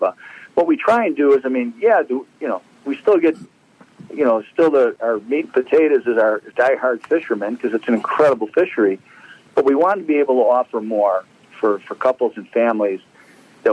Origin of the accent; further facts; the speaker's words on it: Chicago, Illinois, United States; we grew up in Chicago.